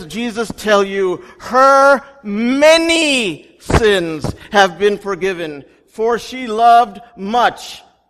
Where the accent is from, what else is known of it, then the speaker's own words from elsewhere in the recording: India; I'm Indian